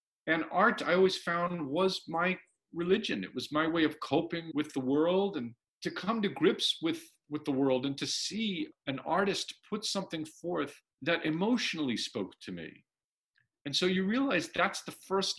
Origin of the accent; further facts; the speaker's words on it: New York, United States; as a teenager growing up in New York